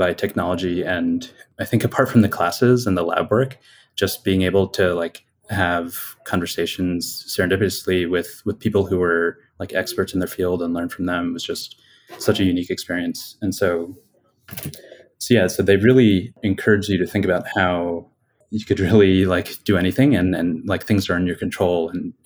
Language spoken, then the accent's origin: English; Bucks County, Pennsylvania, United States; I grew up in Pennsylvania in Bucks County. So it's a suburb of Philadelphia.